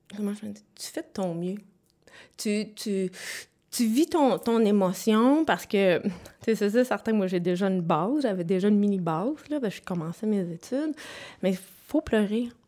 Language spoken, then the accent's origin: French; Sherbrooke, Quebec, Canada; je viens de Sherbrooke. Je suis native de Sherbrooke